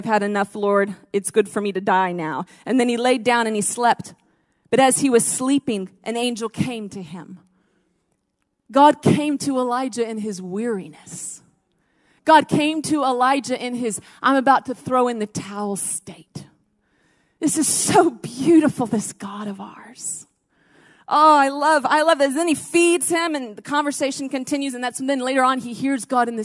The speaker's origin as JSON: {"language": "English", "country": "United States", "tie": "born or raised there", "moved": "yes", "said": "I grew up in the States"}